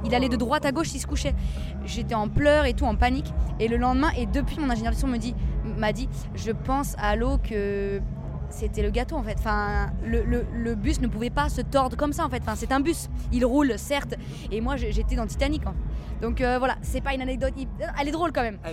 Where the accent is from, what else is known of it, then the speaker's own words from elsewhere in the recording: Seine-et-Marne, Île-de-France, France; le 77 là d'où je viens